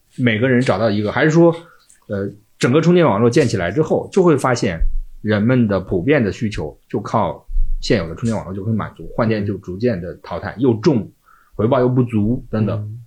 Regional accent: Shandong, China; 我们山东人对那个奥迪有执念

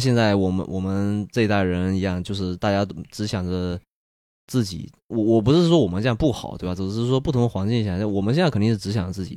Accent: Fujian, China; 我是福建人

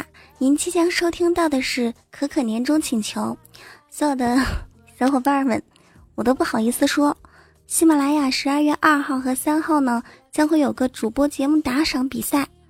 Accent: China; 因为毕竟我们是中华儿女嘛，你看我们中国人有多聪明啊！

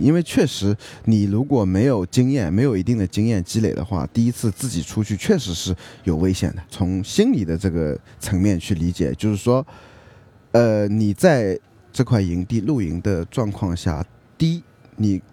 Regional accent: rural Zhejiang, China; 小时候，呃，是在农村长大，在浙江的农村长大

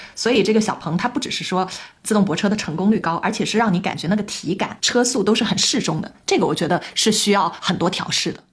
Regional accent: Guangzhou, Guangdong, China; 我们广州人就主打一个松弛感嘛

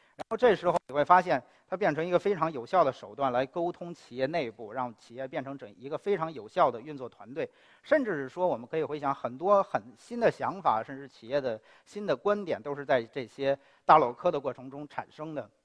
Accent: China; 我是一个中国人

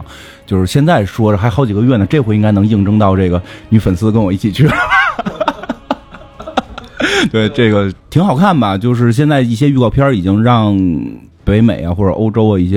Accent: China; 我们中国人也能打外星人。

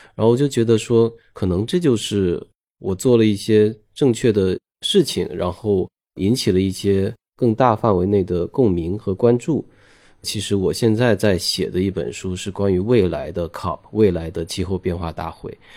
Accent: near Guiyu, Guangdong, China; moved away; also born or lived in Beijing; 我的家乡附近的一个小镇叫桂宇

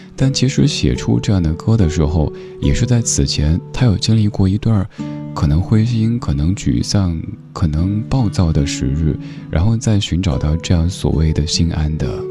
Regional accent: Chengdu, Sichuan, China; moved away; 现在我的家乡成都

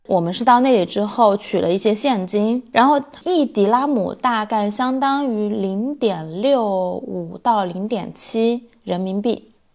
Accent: China; now in Sweden; 我们从中国来。” 但是我们住在瑞典

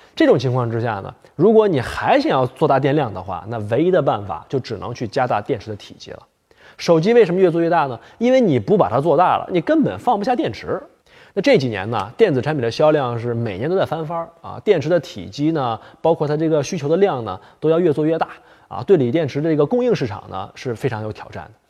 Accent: Heilongjiang, China; moved away; 在我老家黑龙江

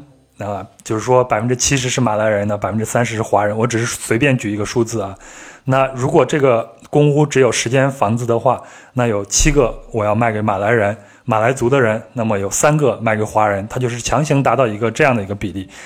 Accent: Henan, China; accent: Henan dialect; 你像我去讲河南话

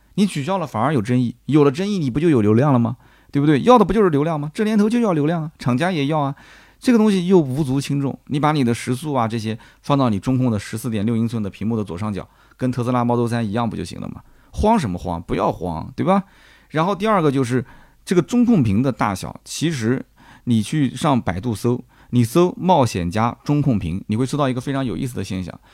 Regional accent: Nanjing, Jiangsu, China; accent: Nanjing dialect; 我们南京话

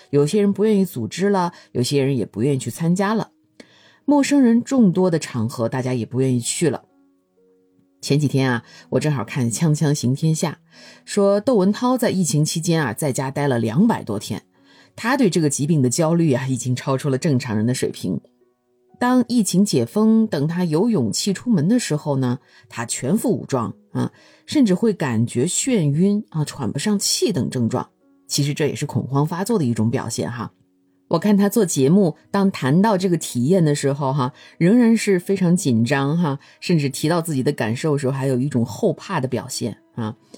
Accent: China; now in United States; 我作为中国人

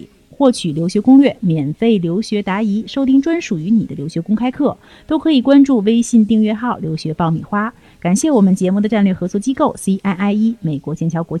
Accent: China; 我们中国人

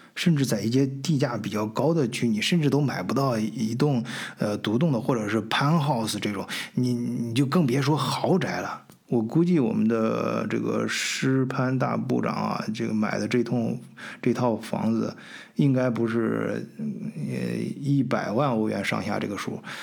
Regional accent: China; moved away as an adult; also born or lived in Hamburg, Germany; now in Augsburg, Germany; 我们中国人

